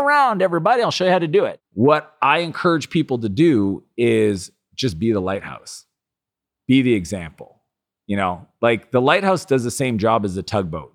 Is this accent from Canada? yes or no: yes; Canada; I'm Canadian